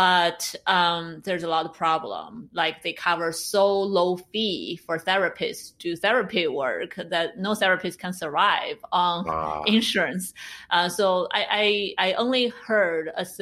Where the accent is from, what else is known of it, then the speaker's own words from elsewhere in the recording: China; moved away as an adult; now in San Francisco, United States; I'm an immigrant, I would say. I grew up in China. I went to undergraduate college in China. So I came to America for graduate school